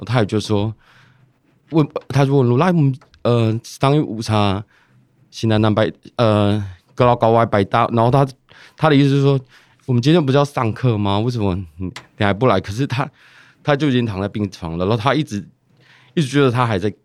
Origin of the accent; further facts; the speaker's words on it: Taiwan; 我来自利的部落